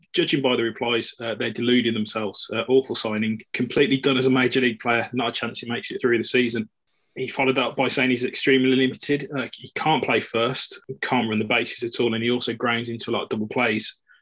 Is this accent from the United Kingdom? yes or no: yes; United Kingdom; as British Dodgers fans